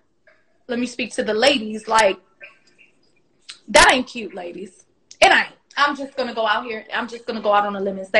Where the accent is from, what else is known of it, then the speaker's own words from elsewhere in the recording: Washington, District of Columbia, United States; Both of us were raised in Washington, D.C., in actual, the city